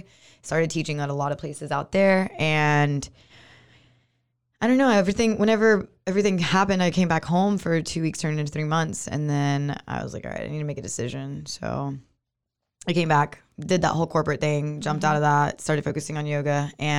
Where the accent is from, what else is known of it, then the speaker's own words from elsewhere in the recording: Moody, Texas, United States; also born or lived in East Coast; now in Waco, United States; a Moody local, Waco native. Not really, because I'm from Moody.